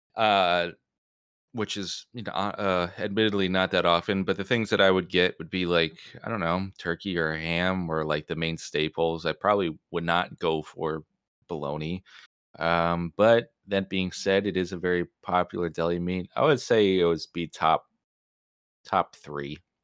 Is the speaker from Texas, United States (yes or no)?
no; New Jersey, United States; we grew up in New Jersey